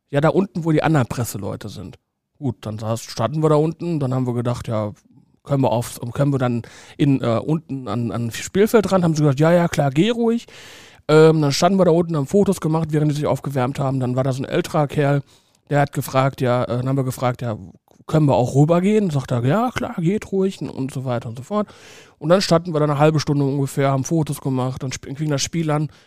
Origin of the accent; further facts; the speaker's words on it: Saarbrücken, Saarland, Germany; da war ich beim FC Metz, das ist eigentlich ein Todsünder als Saarbrücker.